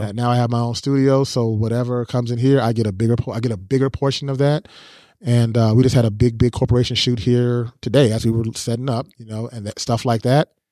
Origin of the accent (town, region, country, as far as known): United States